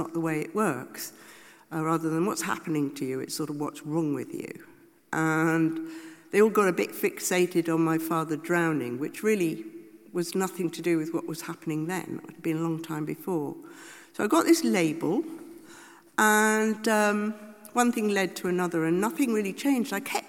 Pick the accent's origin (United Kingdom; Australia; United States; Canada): United Kingdom; we're all British, liberal